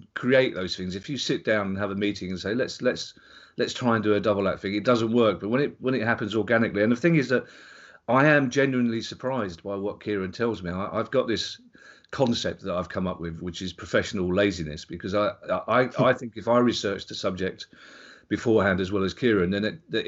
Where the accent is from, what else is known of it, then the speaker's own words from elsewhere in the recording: London, United Kingdom; we're both from South London